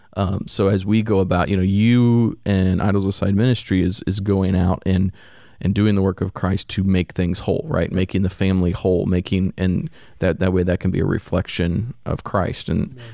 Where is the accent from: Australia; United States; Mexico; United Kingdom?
United States; Missouri; now in Florida, United States; I grew up in the Midwest, Missouri